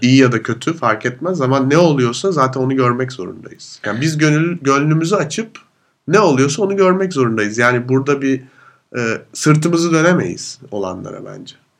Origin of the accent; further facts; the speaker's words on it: Turkey; now in Vienna, Austria; benim de Türk olduğumu